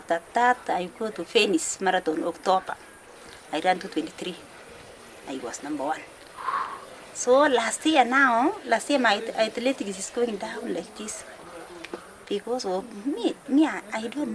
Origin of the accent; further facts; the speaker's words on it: East Pokot, Baringo County, Kenya; I am coming from East Pokot country